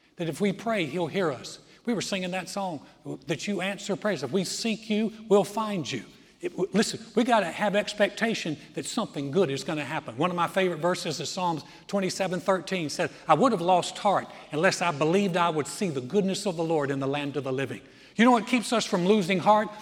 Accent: Greensboro, North Carolina, United States; moved away as an adult; now in Texas, United States; Joy and I tried to start a church in my hometown in 1989, Greensboro, North Carolina

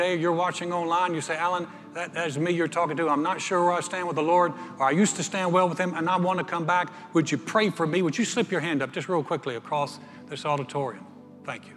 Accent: North Carolina, United States; I'm a guy from North Carolina

